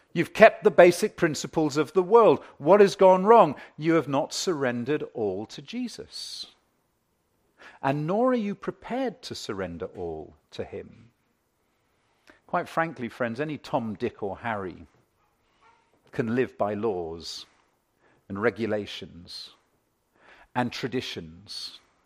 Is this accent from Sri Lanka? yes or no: no; United Kingdom; I'm British.